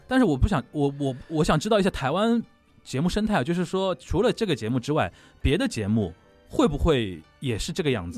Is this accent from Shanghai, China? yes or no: yes; Shanghai, China; also born or lived in Japan; 我作为一个上海人